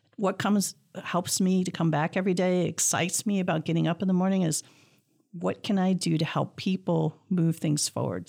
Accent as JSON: {"language": "English", "town": "Clawson", "region": "Michigan", "country": "United States", "tie": "born or raised there"}